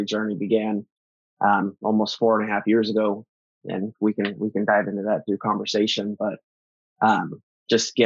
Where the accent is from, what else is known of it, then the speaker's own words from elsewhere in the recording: Arizona, United States; also born or lived in North Dakota; Where we grew up here in Arizona